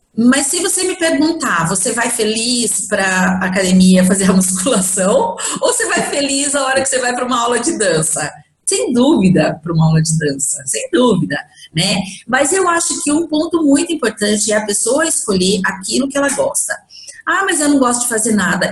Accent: Bragança Paulista, São Paulo, Brazil; eu sou de Bragança Paulista

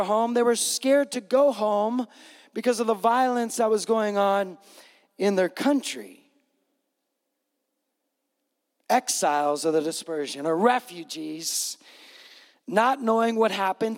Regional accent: West Coast, United States; I grew up on the West Coast

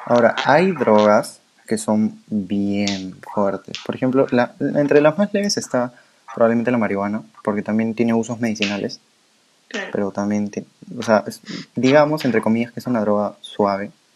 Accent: Peru; nosotros somos de Perú

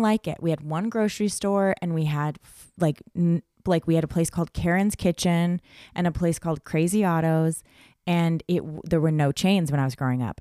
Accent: Palmdale, California, United States; I grew up in Palmdale

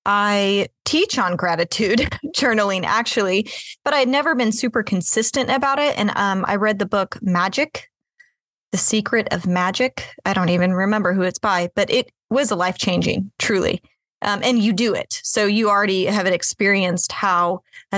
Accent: Kansas City, United States; I grew up, I was born and raised in Kansas City

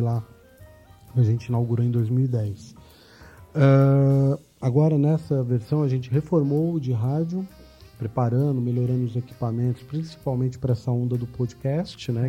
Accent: São Paulo, Brazil; paulistano nato aqui

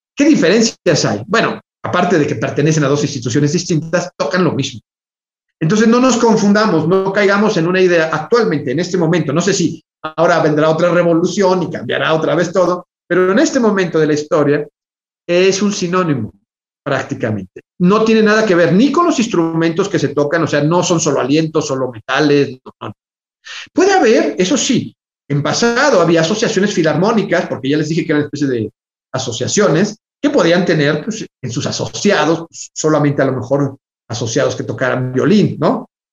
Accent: Mexico; para nosotros como mexicanos

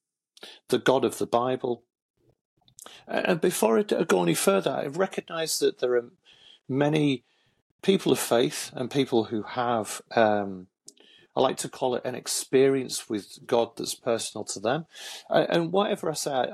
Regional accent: Hull, Yorkshire and the Humber, United Kingdom; also born or lived in Manchester; my dad remarried, and we moved from Manchester to Hull, where my dad and my stepmom and my full brother and my half-brother still reside

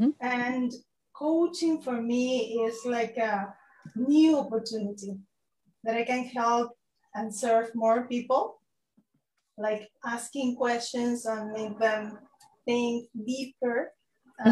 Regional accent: Peru; now in Japan; I am from Peru.

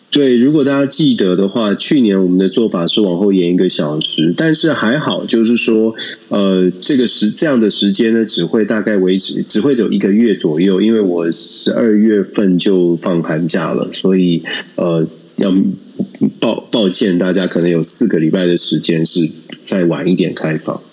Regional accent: Taiwan; moved away as an adult; now in Texas, United States; 我们在台湾长大，毕竟台湾的选举这个氛围还是印象很深刻，而且我以前做记者就在第一线

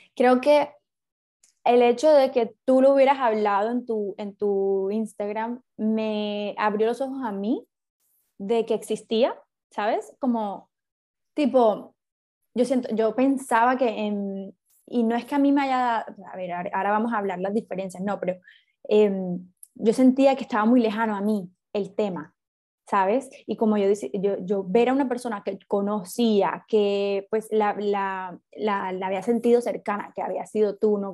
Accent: Cartagena, Bolívar, Colombia; now in Barranquilla, Colombia; yo soy de Cartagena y vivimos las dos en Barranquilla

